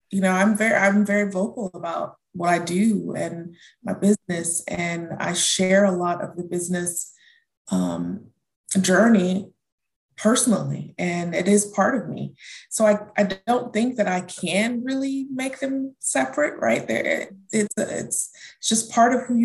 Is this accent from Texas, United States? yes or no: yes; Houston, Texas, United States; also born or lived in Germany / North Carolina; I grew up in Germany, um, in Houston, and back to Germany, and then we ended up in Houston. Um, so I was born in North Carolina, um, traveled the world as a child, but I say I grew up in Houston.